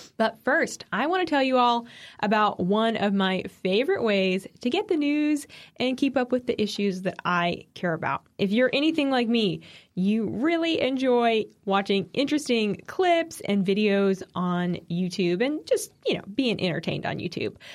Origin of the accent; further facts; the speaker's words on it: East Coast, United States; I'm biased as an East Coaster